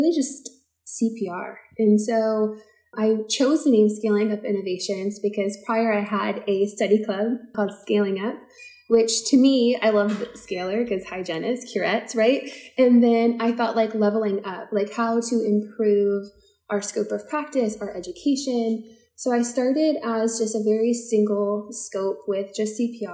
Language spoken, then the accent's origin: English; Maryland, United States; also born or lived in Newton, Massachusetts; I am a Maryland native. I grew up in Maryland